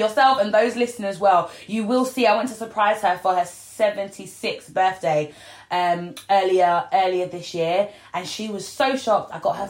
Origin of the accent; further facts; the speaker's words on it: North Lincolnshire, near Grimsby, Yorkshire and the Humber, United Kingdom; moved away; also born or lived in Peckham; I'm a northerner, by the way. Whereabouts? Well, I was brought up in North Lincolnshire, teeny tiny little village next to Grimsby